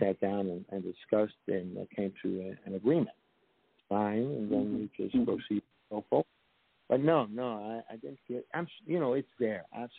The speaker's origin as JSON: {"language": "English", "town": "New York City", "region": "New York", "country": "United States", "said": "a city slicker, because I came from the Bronx"}